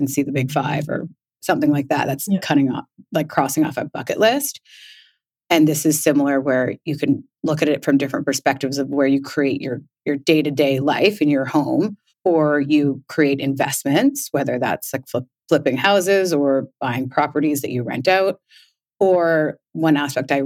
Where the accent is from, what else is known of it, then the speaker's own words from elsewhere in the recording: Victoria, British Columbia, Canada; moved away as an adult; also born or lived in Orange County, California; I grew up in Victoria, but I lived in Orange County in California for almost 10 years, I'd say. And I came back here for a brief visit and never left